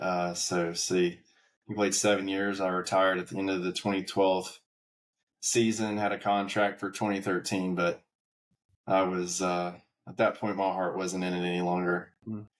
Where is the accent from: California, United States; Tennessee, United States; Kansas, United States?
Tennessee, United States; Ooltewah; now in Atlanta, United States; I, I, grew up just north of Chattanooga in a little town called Ooltewah, Tennessee